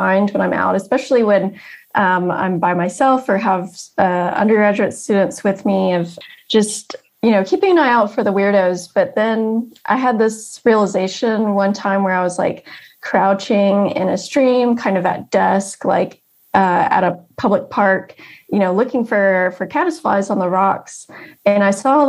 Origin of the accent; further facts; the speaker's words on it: South Georgia, United States; where I grew up in South Georgia